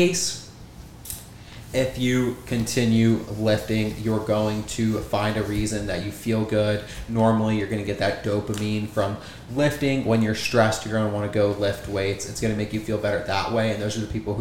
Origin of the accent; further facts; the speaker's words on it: Goshen, Ohio, United States; So I am from Ohio, a little town, Goshen, out of Cincinnati, Ohio, southern Ohio. And growing up there